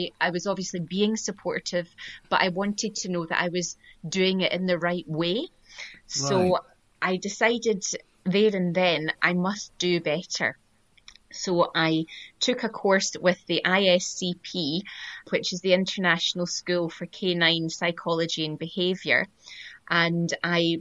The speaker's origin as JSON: {"language": "English", "town": "Glasgow", "region": "Scotland", "country": "United Kingdom", "tie": "born or raised there", "also_born_or_lived": "Cape Cod, United States", "said": "I'm from Glasgow in Scotland, born and bred, and I used to live in Cape Cod in the USA as well when I was a student"}